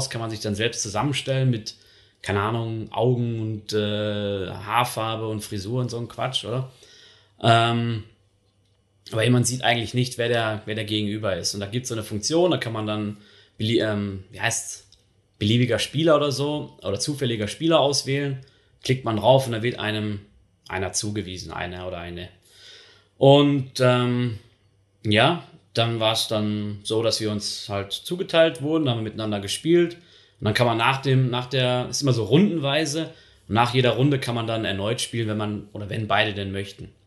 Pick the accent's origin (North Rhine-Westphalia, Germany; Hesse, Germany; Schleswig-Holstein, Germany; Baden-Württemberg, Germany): North Rhine-Westphalia, Germany; Dortmund; now in Switzerland; Und äh, ich komme halt aus dem Ruhrgebiet, aus der Nähe von Dortmund.